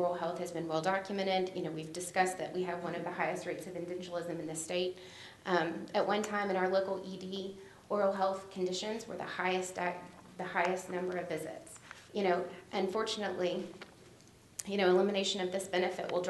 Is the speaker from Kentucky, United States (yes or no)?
yes; Berea, Kentucky, United States; I'm from Berea, Kentucky